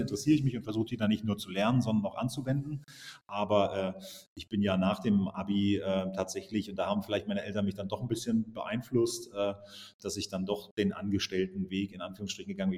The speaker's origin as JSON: {"language": "German", "region": "East Germany", "country": "Germany", "tie": "born or raised there", "said": "Ich bin äh, groß geworden im Osten"}